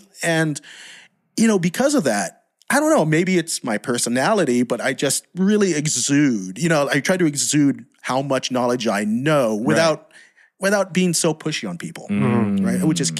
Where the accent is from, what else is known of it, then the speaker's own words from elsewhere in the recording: United States; accent: American; moved away as an adult; now in Philippines; I'm half Filipino, yeah. What's the other half? American. If you can't tell by this accent, I don't know.